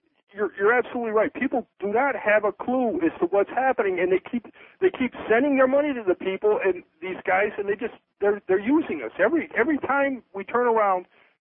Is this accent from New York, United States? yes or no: yes; Bainbridge, New York, United States; also born or lived in Roanoke, Virginia / Charlotte, North Carolina; now in Miami, United States; I was raised in Upper New York State.